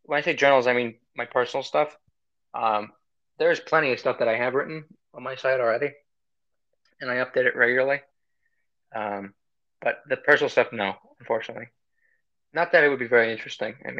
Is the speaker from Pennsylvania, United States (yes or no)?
yes; Philadelphia, Pennsylvania, United States; moved away as an adult; also born or lived in Armenia; now in Missouri, United States; I was born and raised around Philadelphia. I was born in Philadelphia, lived most of my life around Philadelphia. I lived overseas for a few years in Armenia, and then moved back to Pennsylvania and went to high school in Pennsylvania